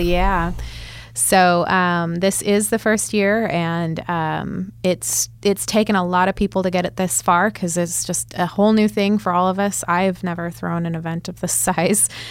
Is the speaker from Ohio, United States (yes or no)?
no; Chico, California, United States; moved away as an adult; now in Oklahoma City, United States; I'm from Northern California